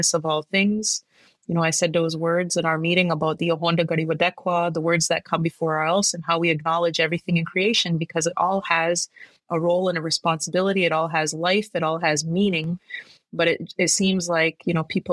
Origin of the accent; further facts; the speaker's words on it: Kahnawake, Quebec, Canada; especially here as Gnyatgahaga people, you know, we are already a part of the Rodinusuni or the Iroquois Confederacy